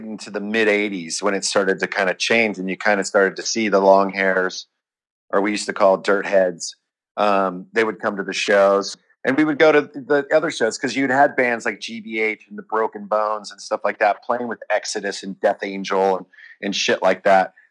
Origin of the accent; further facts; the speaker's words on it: Bay Area, California, United States; growing up in the Bay Area and being around the whole thrash scene